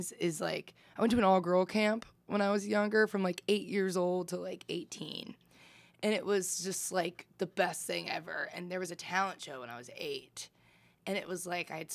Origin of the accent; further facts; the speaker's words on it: Indianapolis, Indiana, United States; I grew up in Indianapolis, Indiana